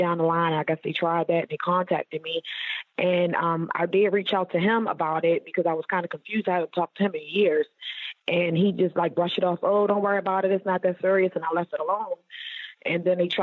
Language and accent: English; Baltimore, Maryland, United States; I'm originally from Baltimore, Maryland